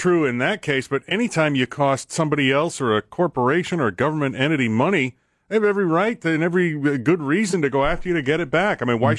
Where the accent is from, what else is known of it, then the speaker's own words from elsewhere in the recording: Vallejo, California, United States; I grew up in Vallejo